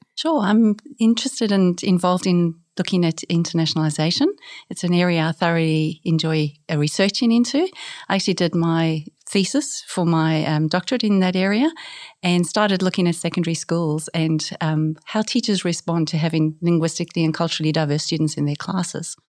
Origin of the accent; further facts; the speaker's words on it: South Africa; moved away as an adult; also born or lived in South Korea / New Zealand; now in Australia; I grew up in South Africa, so grew up as, uh, bilingual, speaking English and Afrikaans